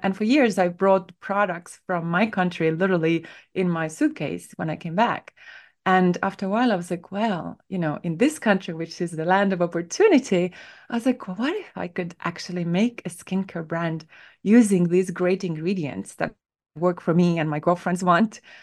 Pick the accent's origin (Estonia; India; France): Estonia; moved away as an adult; now in United States; I grew up in Northern Europe